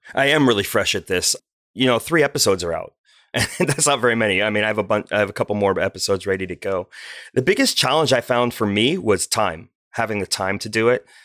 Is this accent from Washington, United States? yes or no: yes; Bellevue, Washington, United States; moved away as an adult; also born or lived in China; now in Olympia, United States; growing up in Bellevue, Washington